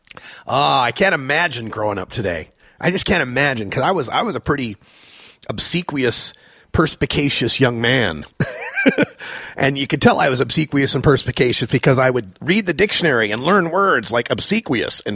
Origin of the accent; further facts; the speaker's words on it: Idaho, United States; now in Portland, United States; I grew up in Red State, Idaho, in the most conservative county in Red State, Idaho